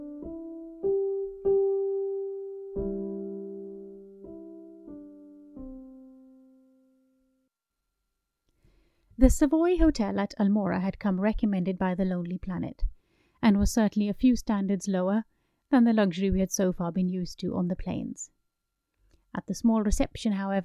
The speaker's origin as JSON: {"language": "English", "country": "United Kingdom", "said": "As a British Indian married to a Swede"}